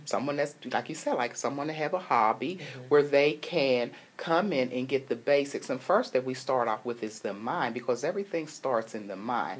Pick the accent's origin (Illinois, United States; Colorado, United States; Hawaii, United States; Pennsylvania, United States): Pennsylvania, United States; Pittsburgh; moved away; Pittsburgh, which is my hometown